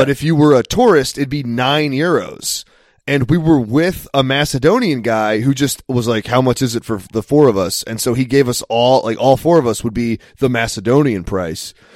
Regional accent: United States; I'm American

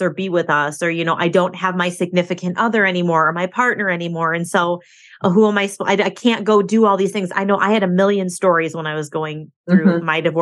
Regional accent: Michigan, United States; I moved back to my hometown, lived with my parents for a couple of years.

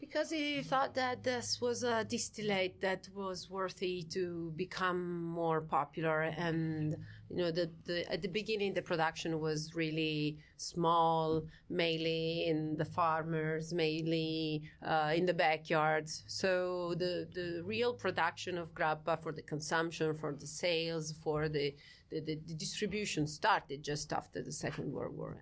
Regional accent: Friuli-Venezia Giulia, Italy; I'm from, uh, Friuli, Venezia, Giulia, which is the northeastern re-, uh, region of Italy.

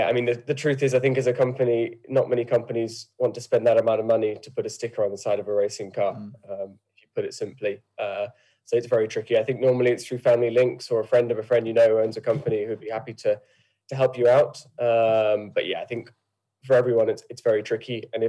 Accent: United Kingdom; But I would say I'm British. Obviously, I don't have the Irish accent for one. But I've grown up in the UK and lived my whole life here.

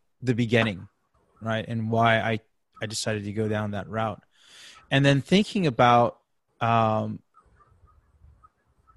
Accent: San Francisco Bay Area, California, United States; I'm from the San Francisco Bay Area.

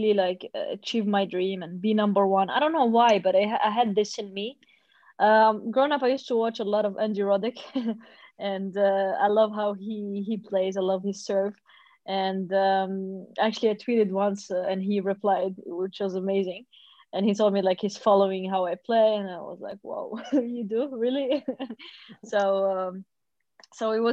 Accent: Sousse, Sousse Governorate, Tunisia; also born or lived in Tunis, Tunisia; I'm from Sousse, which is 140 kilometers far from Tunis, the capital

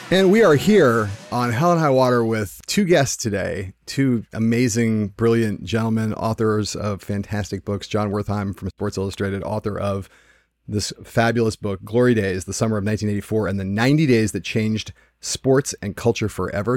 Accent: Los Angeles, California, United States; my hometown of Los Angeles

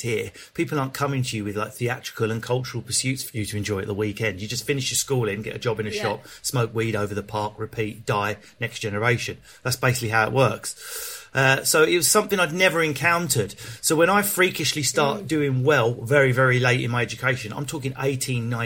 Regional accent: Enfield, London, United Kingdom; also born or lived in Southend / Leigh-on-Sea; I spent a lot of my childhood in Enfield.

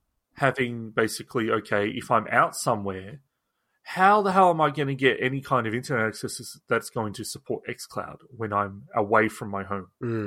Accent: Australia; I'm an Australian.

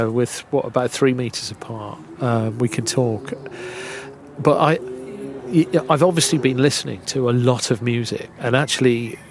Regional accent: Kidderminster, West Midlands, United Kingdom; I grew up in Kidderminster in the Midlands

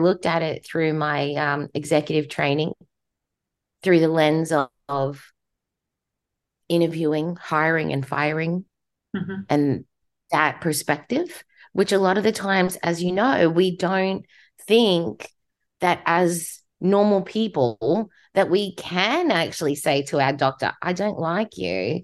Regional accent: Australia; accent: Australian; moved away as an adult; now in United States; My accent's Australian because I was born in Australia

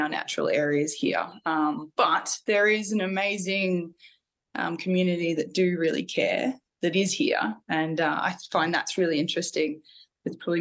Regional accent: Mackay, Queensland, Australia; So I grew up in central eastern Queensland, in a little town called Mackay, and grew up on a farm

